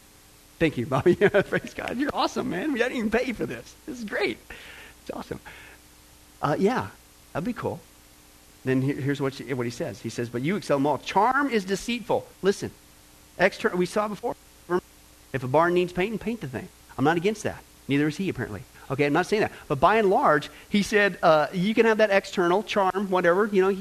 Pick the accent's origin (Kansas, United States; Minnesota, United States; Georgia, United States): Kansas, United States; also born or lived in California / Nebraska; I was born in Kansas, California, went back to Kansas, Nebraska, Kansas, back to California.